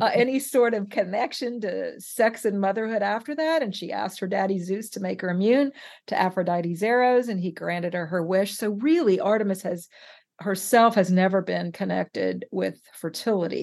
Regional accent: West Coast, United States; I'm from the West Coast.

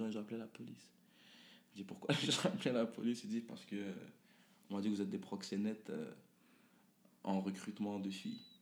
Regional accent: Quebec, Canada; also born or lived in Lebanon; C'est ça, moi je suis un, québécois de construction.

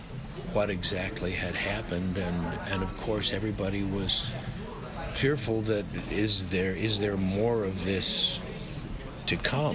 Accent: Chicago, Illinois, United States; also born or lived in New York / Los Angeles; now in Australia; I'm from Chicago mostly, but New York partly, and Los Angeles, depending on which decade you pick. But I always think of myself as a Chicagoan.

